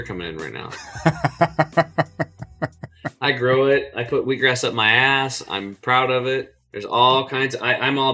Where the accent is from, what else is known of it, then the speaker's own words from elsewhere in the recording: Eastern Oregon, United States; I grew up over in Eastern Oregon on a small cattle and hay farm